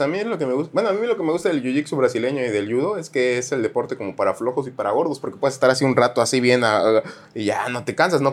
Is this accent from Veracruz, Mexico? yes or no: yes; Jarochos, Veracruz, Mexico; Esos somos los jarochos, gritones